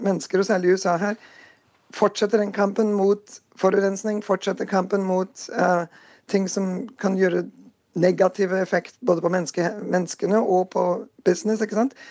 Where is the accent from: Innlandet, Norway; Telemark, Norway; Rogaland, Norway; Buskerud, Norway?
Telemark, Norway; Porsgrunn; now in North Dakota, United States; jeg vokste opp i Porsgrunn